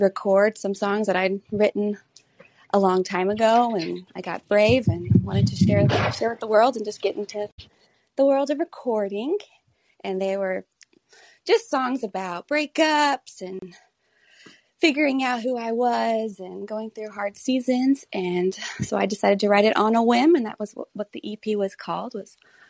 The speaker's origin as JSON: {"language": "English", "town": "McKinney", "region": "Texas", "country": "United States", "said": "I'm from McKinney, Texas, and I'm a singer-songwriter"}